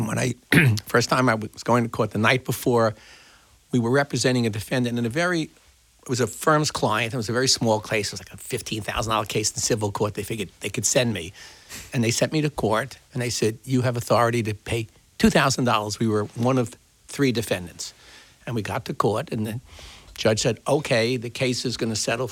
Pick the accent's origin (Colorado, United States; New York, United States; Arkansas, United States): New York, United States; New York City; I'm from Brooklyn.